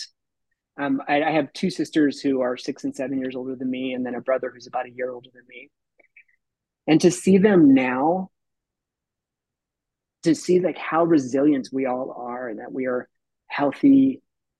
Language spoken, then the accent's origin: English; Tucson, Arizona, United States; I grew up in Tucson through junior high. We were on the traveling carnival